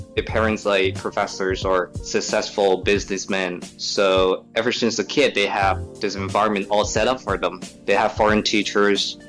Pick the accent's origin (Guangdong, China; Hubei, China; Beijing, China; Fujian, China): Guangdong, China; Guangzhou; English is a second language; I was born and raised in China